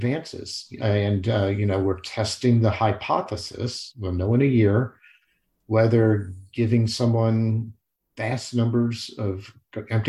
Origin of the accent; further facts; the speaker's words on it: Kankakee, Illinois, United States; moved away; in my hometown, where I grew up as a kid from fourth grade through high school, Kankakee, Illinois